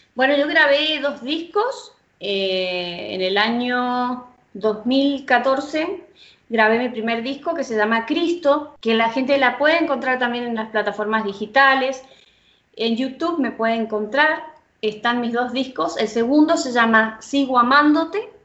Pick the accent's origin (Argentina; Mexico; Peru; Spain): Argentina; San Rafael, Mendoza; yo vivo en el sur de Mendoza, en San Rafael